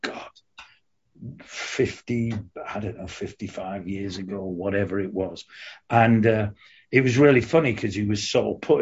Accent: Hull, Yorkshire and the Humber, United Kingdom; moved away as an adult; also born or lived in London; I left Hull, my hometown, and went down to London

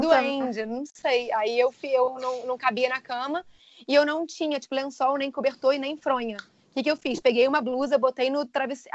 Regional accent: Rio de Janeiro, Brazil; now in England; sou carioca, mas atualmente eu moro na Inglaterra

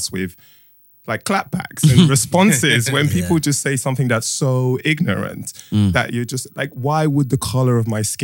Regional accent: London, United Kingdom; moved away as an adult; also born or lived in Nigeria / Ireland; I grew up in Streatham and that's a very mixed sort of culture

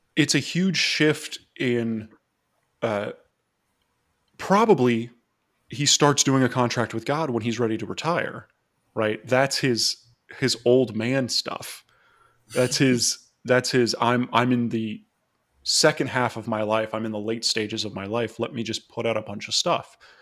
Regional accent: Florida, United States; I was from Florida

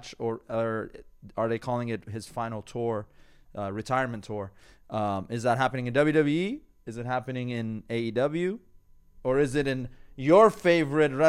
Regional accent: Iran; accent: Persian; now in Los Angeles, United States; My Persian accent kicked in.

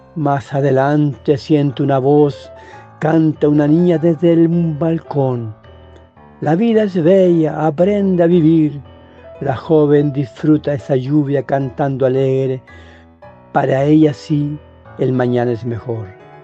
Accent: Chile; Yo soy chileno, vivo en Santiago de Chile

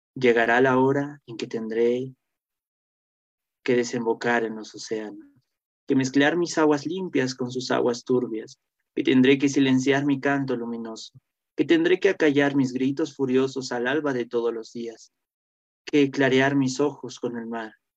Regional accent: Cusco, Peru; moved away as an adult; also born or lived in Lima; yo soy de Cusco y cuando llegamos a, a Lima a estudiar

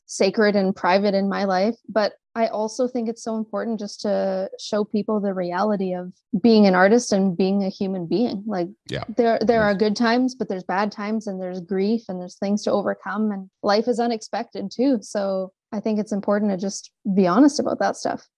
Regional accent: Sudbury, Ontario, Canada; moved away as an adult; also born or lived in Montreal / Toronto; now in Calgary, Canada; born and raised in Sudbury, actually, and uh, it was a great place to grow up

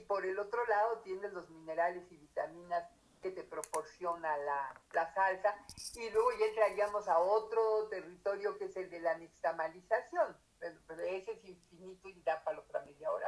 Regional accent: Mexico

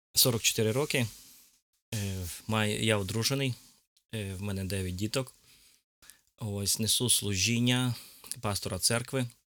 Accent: Dubno, Rivne Oblast, Ukraine; also born or lived in Donetsk / Lipetsk; now in Semyduby, Ukraine; я народився в місті Дубно і був в церкві Віфанія десь двох років

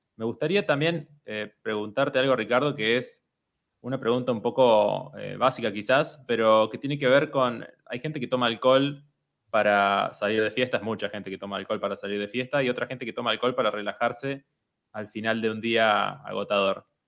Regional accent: Argentina

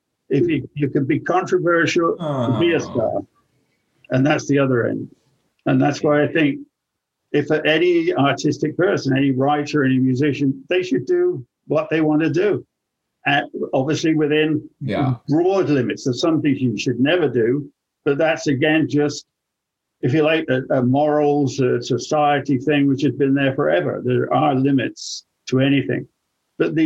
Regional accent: England, United Kingdom; now in United States; I'm English

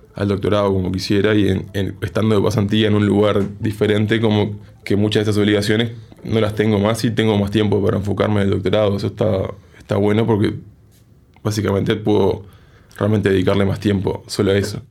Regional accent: Uruguay

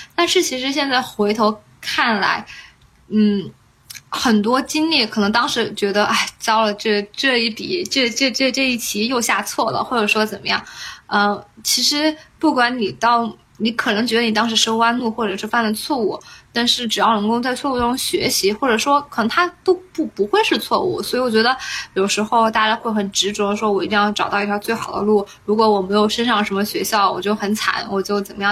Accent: China; moved away as an adult; now in United States; 我作为中国人

